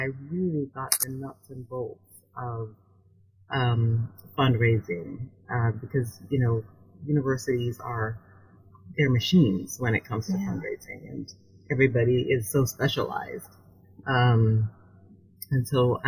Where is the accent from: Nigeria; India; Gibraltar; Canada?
Canada; moved away as an adult; also born or lived in Vancouver, Canada / Toronto, Canada; now in Washington, D.C., United States; I'm from Canada.